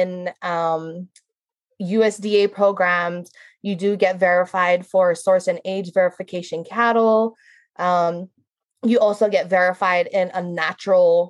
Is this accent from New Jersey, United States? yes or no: no; Hawaii Island, United States; I was born and raised here. I'm a third generation rancher